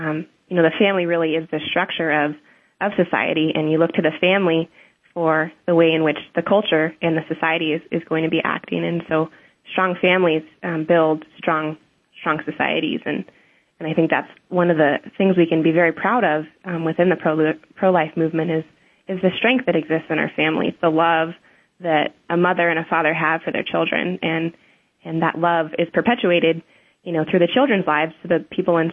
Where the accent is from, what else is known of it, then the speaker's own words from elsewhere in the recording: Ventura, California, United States; I grew up in Ventura, California, here on the West Coast